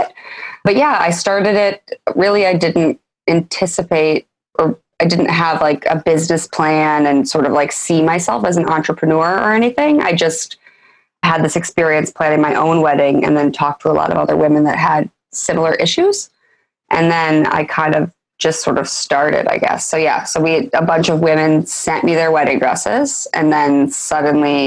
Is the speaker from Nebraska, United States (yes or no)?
no; Iowa, United States; moved away as an adult; also born or lived in New York; I'm originally from Iowa